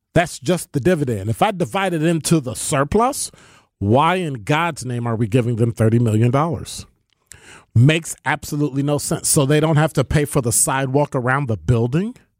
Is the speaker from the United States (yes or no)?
yes; Chicago, Illinois, United States; moved away as an adult; now in Milwaukee, United States; I'm from Chicago, born and raised